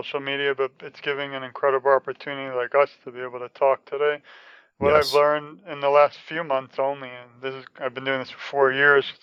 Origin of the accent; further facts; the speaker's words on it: New York, United States; when I was younger, I'm from New York